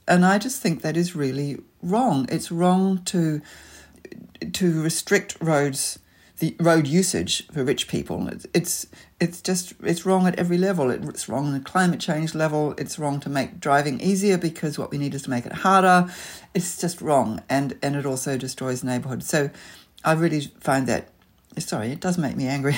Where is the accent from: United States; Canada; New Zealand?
New Zealand; Auckland; also born or lived in London; now in Sydney, Australia; I grew up in Auckland, so leafy suburbia was kind of home